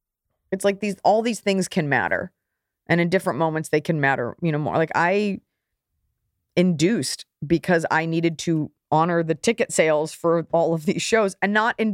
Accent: Texas, United States; now in Los Angeles, United States; I'm from Texas. I think I have like some high school friends that still live there

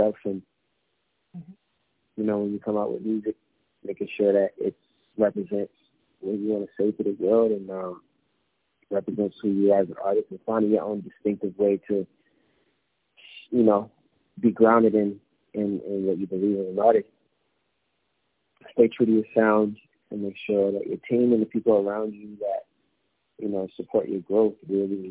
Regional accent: Baltimore, Maryland, United States; Growing up in Baltimore

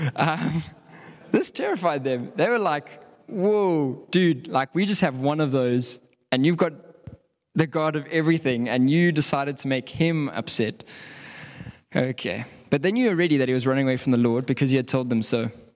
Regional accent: South Africa; as South African

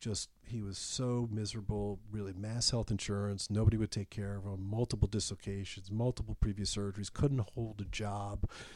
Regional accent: Baltimore, Maryland, United States; I was from Baltimore originally, so I went back home.

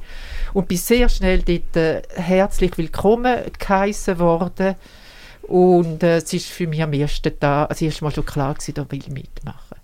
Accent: Switzerland; als Schweizerin und mindestens halbe Schweizer

